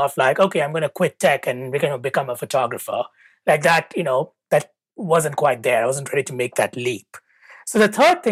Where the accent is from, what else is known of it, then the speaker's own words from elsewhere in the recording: India; moved away as an adult; now in United States; I grew up in India